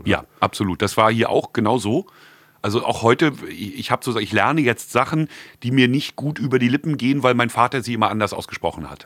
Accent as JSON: {"language": "German", "region": "Mecklenburg-Vorpommern", "country": "Germany", "said": "bei uns in Mecklenburg Plüschnorse"}